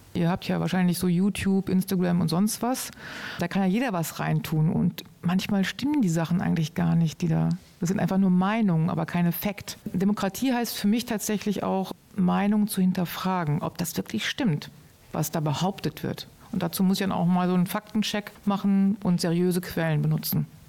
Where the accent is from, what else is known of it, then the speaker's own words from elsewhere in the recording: Kosovo; now in Moers, Germany; Ich komme nämlich gebürtig aus dem Kosovo.